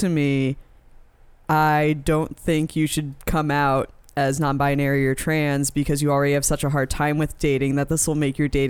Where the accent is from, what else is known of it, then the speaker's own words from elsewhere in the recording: New York, United States; moved away as an adult; also born or lived in Indiana; I'm originally from New York, right outside of New York City.